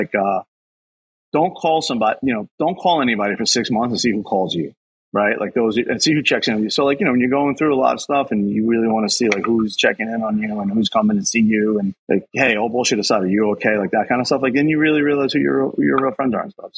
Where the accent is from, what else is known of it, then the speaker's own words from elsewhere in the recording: New York City, New York, United States; also born or lived in Bronxville; my house I grew up with in Queens